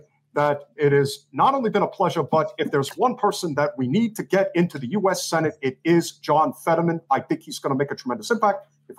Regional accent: New Jersey, United States; Brooklyn, but I'm from New Jersey, so of course...

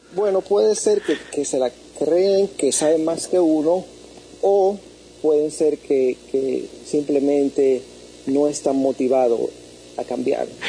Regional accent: New York, United States; now in San Francisco, United States; yo soy originalmente de New York

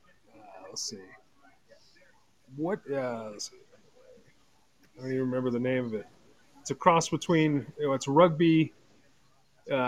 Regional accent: California, United States; moved away as an adult; also born or lived in Western Washington; I'm from California originally and moved up here

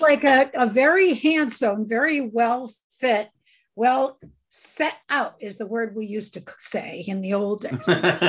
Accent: New England, United States; moved away; I grew up in New England.

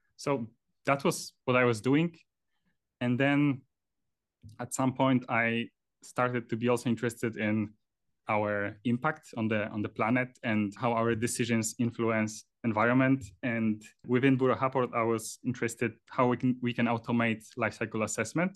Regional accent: Poland; moved away as an adult; also born or lived in Trondheim, Norway; now in Oslo, Norway; I'm originally from Poland.

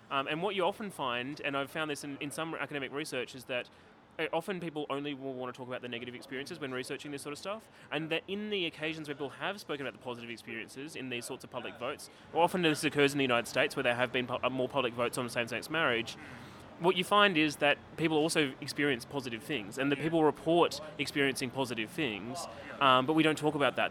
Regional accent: Canberra, Australian Capital Territory, Australia; I'm from Canberra

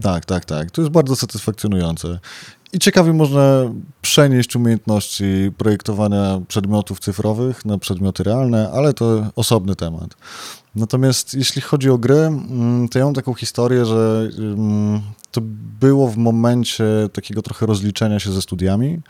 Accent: Białystok, Podlaskie Voivodeship, Poland; moved away; jestem z Białego Stoku, wobec czego po wielu latach powróciłem do swojego rodzinnego miasta

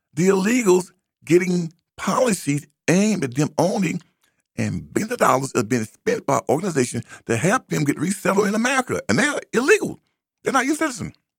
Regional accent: United States; I'm not African. I am an American

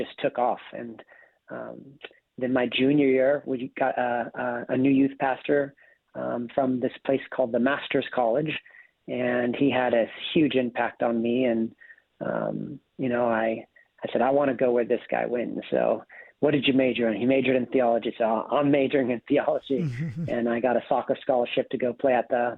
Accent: Sparks, Nevada, United States; I grew up in Northern Nevada, in Sparks, Nevada

